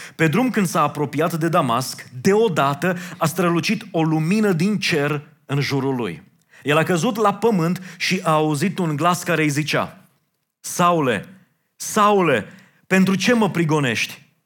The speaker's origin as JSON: {"language": "Romanian", "country": "Romania", "said": "noi, ca români"}